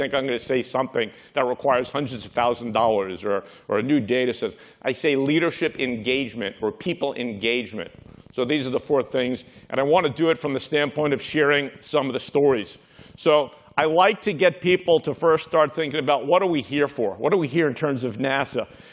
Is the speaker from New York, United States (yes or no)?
yes; New York City, New York, United States; I grew up in Brooklyn, New York.